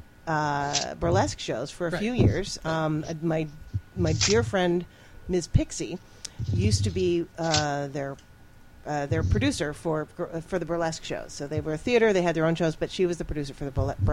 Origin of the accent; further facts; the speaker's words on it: New England, United States; now in Chicago, United States; I'm from New England. I used to watch WGBH in Boston